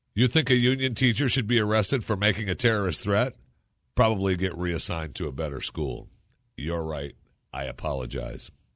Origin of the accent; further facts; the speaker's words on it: Michigan, United States; moved away as an adult; growing up in Michigan